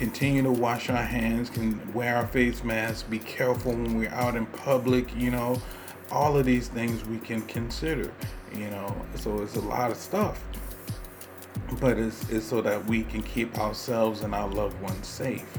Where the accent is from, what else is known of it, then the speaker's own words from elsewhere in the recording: United States; I'm an American living in the United States